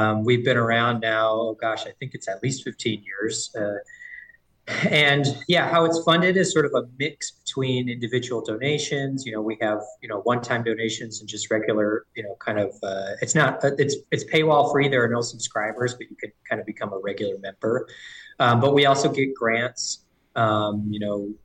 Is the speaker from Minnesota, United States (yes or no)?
yes; St. Paul, Minnesota, United States; also born or lived in Seattle, Washington; I'm from St. Paul. I grew up in Highland Park